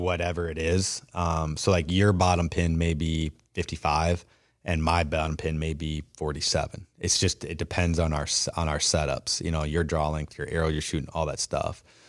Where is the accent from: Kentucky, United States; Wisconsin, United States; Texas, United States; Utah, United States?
Wisconsin, United States; growing up in Wisconsin